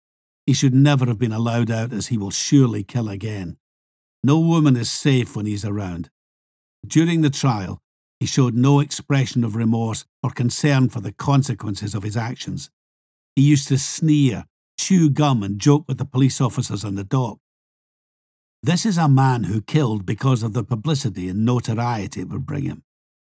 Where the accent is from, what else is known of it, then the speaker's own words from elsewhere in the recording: Scotland, United Kingdom; Where I grew up in Huntley Drive, we used to cut through the hedge in my back garden to go through Brayside Place all the time.